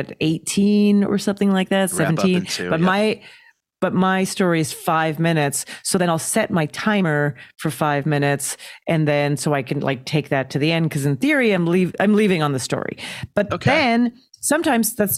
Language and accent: English; Calgary, Alberta, Canada; I grew up in Calgary, Alberta, Canada